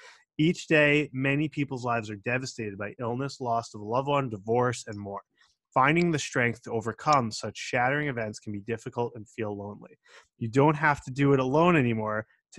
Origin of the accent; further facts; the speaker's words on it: Long Island, New York, United States; I grew up on Long Island and my parents were lawyers